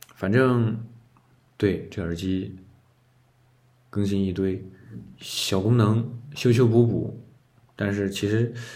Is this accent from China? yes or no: yes; China; 我们中国人的戴是穿衣服的戴